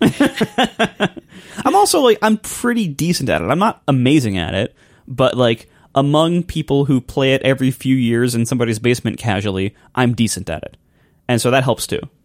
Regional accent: Ohio, United States; I'm from Ohio

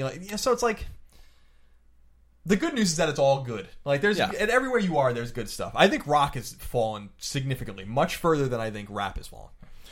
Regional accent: East Coast, United States; He's East Coast. Yeah. I mean, I'm from the East Coast.

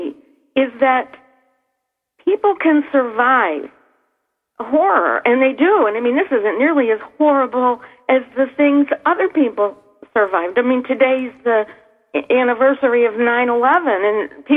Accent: Niagara Falls, New York, United States; my hometown here in Niagara Falls

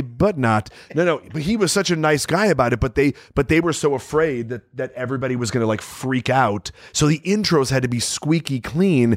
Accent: Chicago, Illinois, United States; growing up in Chicago

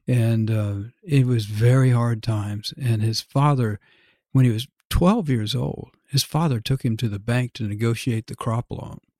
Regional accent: Dallas, Texas, United States; moved away as an adult; to be from Dallas

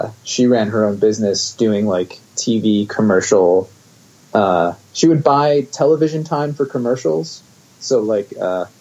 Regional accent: West Chester, Pennsylvania, United States; I grew up in the suburbs of Philadelphia in Westchester, Pennsylvania.

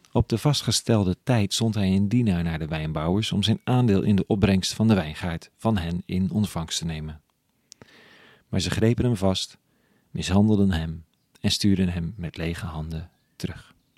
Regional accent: Amsterdam, North Holland, Netherlands

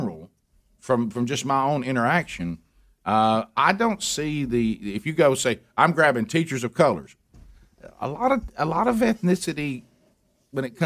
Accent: Alabama, United States; growing up in Alabama

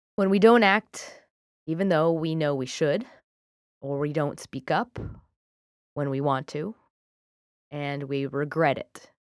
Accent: United Kingdom; I'm British.

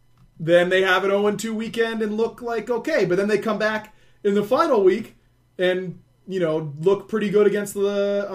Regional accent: England, United Kingdom; I am an English player, right, on this question.

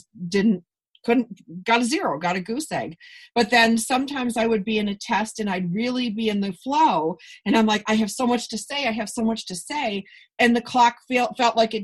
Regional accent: Buffalo, New York, United States; now in Los Angeles, United States; I'm from Buffalo

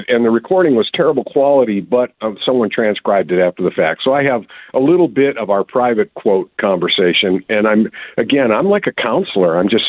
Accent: Wisconsin, United States; I'm from Wisconsin. His accent was stronger than mine.

